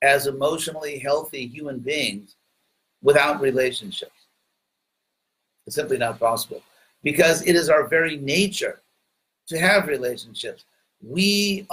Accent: United States; accent: American; a very heavy American accent. But since I'm an American

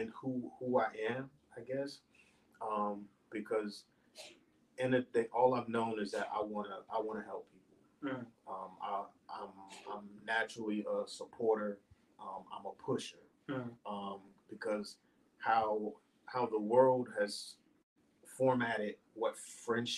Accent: New Jersey, United States; growing up in Jersey

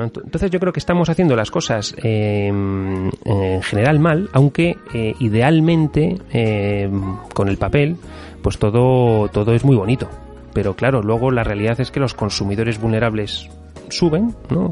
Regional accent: Spain

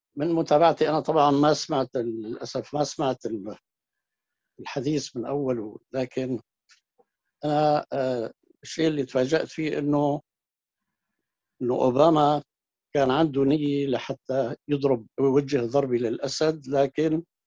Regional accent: Syria

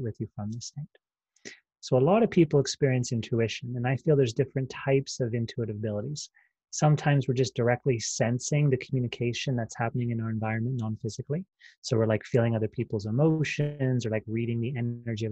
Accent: Pennsylvania, United States; moved away as an adult; now in Sedona, United States; I'm from Pennsylvania

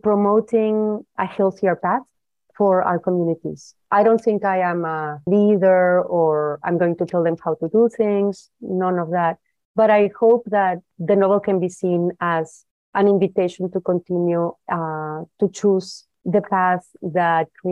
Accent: Guadalajara, Jalisco, Mexico; I was born and raised in Guadalajara

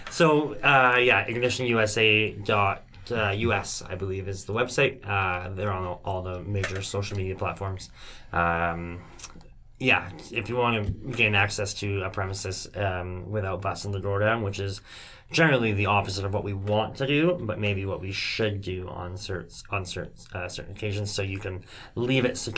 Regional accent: Canada; I'm a I'm a Canadian. I don't have a passport.

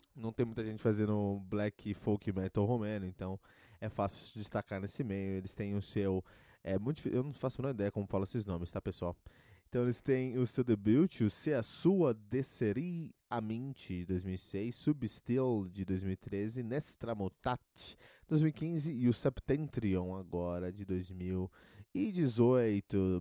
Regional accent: Cotia, São Paulo, Brazil; born or raised there

